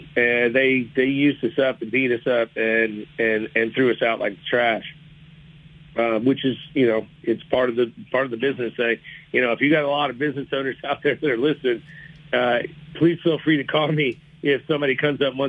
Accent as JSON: {"language": "English", "town": "Dallas", "region": "Texas", "country": "United States", "tie": "born or raised there", "said": "I grew up here in Dallas"}